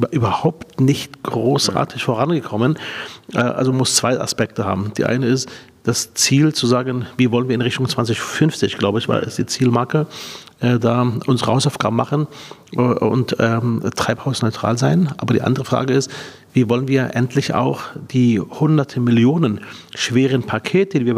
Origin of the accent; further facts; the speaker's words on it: Berlin, Germany; Als Berliner kann ich ja nicht anders.